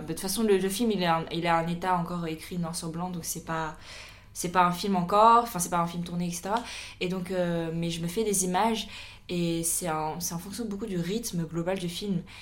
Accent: France; on est des Chinois qui ont grandi en France

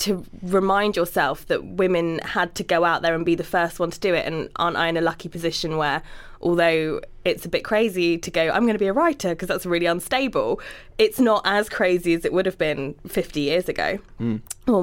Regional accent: Cornwall, South West England, United Kingdom; I'm Cornish.

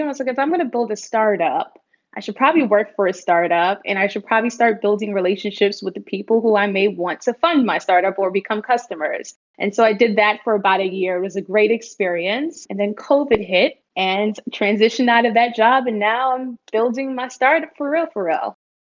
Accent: New York City, New York, United States; also born or lived in Bahamas / Washington, D.C.; I was born in the Bahamas, but moved to the United States when I was eight months old. So I'm pretty much American and grew up in New York my entire life. I grew up in the Bronx mostly

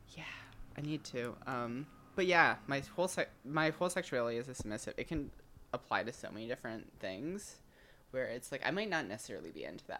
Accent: Midwest, United States; moved away; also born or lived in Michigan; I'm from the Midwest

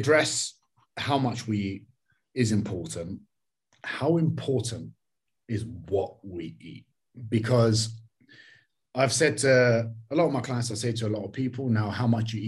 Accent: London, United Kingdom; I'm from East London, right? I went to school in East London.

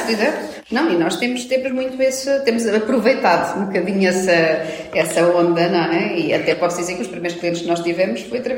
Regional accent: Lisbon, Portugal; nós dizemos que somos de Portugal, somos de Lisboa

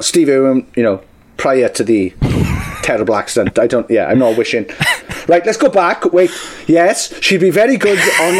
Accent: Welsh, Wales, United Kingdom; Because I'm Welsh

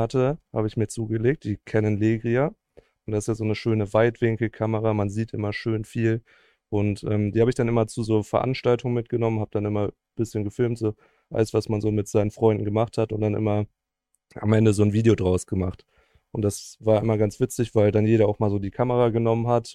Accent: Cologne area, North Rhine-Westphalia, Germany; ich komme ja so aus dem Kölner Umland

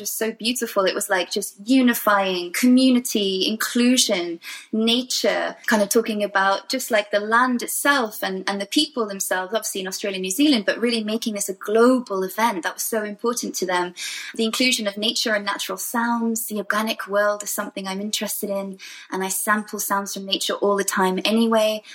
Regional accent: Wales, United Kingdom; I come from Wales

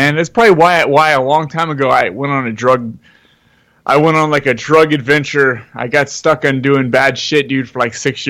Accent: San Jose, California, United States; I grew up in San Jose, Santa Clara.

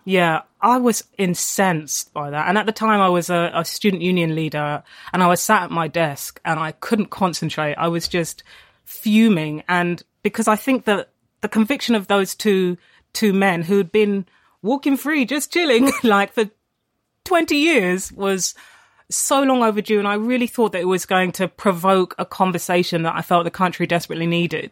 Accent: London, United Kingdom; I grew up in Tottenham I went to school in Haringey

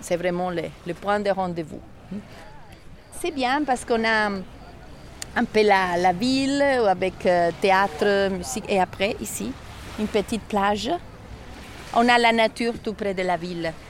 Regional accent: Ticino, Switzerland; French is a second language

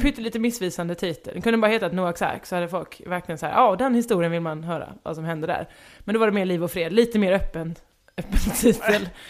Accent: Halmstad, Halland County, Sweden; moved away; also born or lived in western Småland; var uppvuxen i västra Småland, bodde i Halmstad, då, mina, eh, identitetsbyggande år

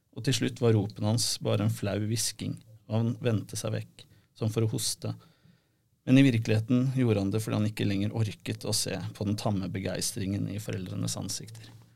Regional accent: Rykkinn, Akershus, Norway; Jeg er jo også fra Rykken

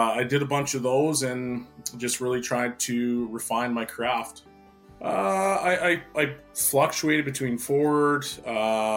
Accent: Edmonton, Alberta, Canada; born and raised in Edmonton

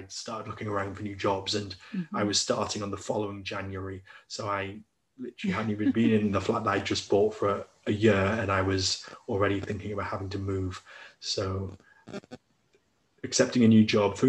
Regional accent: Newcastle upon Tyne, North East England, United Kingdom; moved away as an adult; I'm originally from Newcastle upon Tyne

